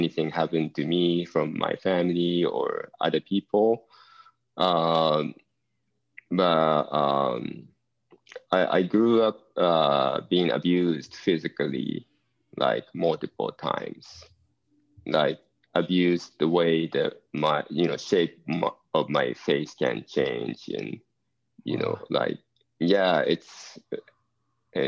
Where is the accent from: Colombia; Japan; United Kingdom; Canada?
Japan; English is a second language; moved away as an adult; also born or lived in Eugene, Oregon / Southern California; growing up in Japan